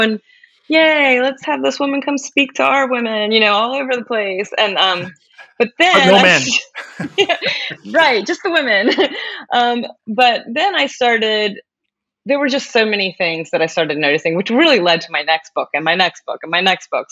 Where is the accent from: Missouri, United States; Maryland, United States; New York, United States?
Maryland, United States; I am from Maryland